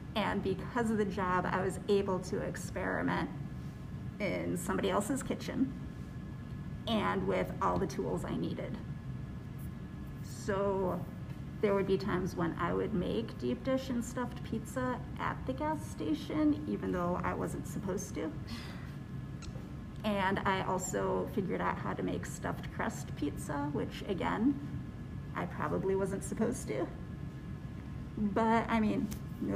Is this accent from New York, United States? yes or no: no; Chicago, Illinois, United States; also born or lived in Oak Park; I am born and raised in Chicago